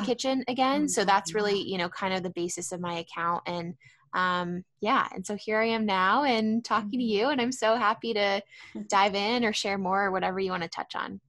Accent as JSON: {"language": "English", "town": "San Diego", "region": "California", "country": "United States", "tie": "born or raised there", "also_born_or_lived": "San Francisco", "said": "I am based in San Diego. I actually grew up here"}